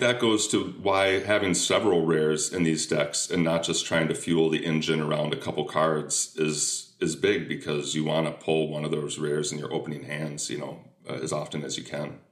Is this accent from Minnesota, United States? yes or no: yes; Minnesota, United States; we're both from Minnesota